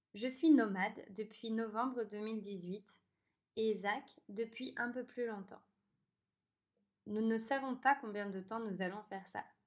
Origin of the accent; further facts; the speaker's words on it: France; moved away; je suis française